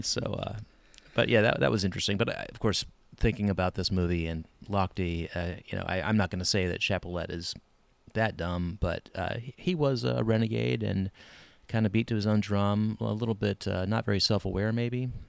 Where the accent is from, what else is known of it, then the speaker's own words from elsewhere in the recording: United States; I'm an American